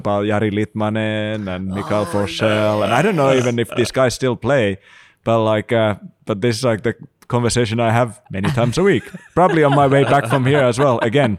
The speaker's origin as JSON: {"language": "English", "country": "Finland", "second_language": "English", "said": "Maybe that's also the reason why I'm in exile from Finland. They send me out, you know."}